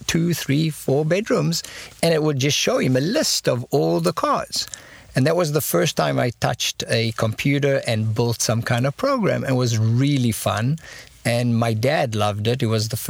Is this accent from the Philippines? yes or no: no; Israel; moved away as an adult; also born or lived in South Africa / Silicon Valley; I grew up the rest of my childhood in Israel, and at the age of 26, I decided to take a year sabbatical and landed up for 25 years in Silicon Valley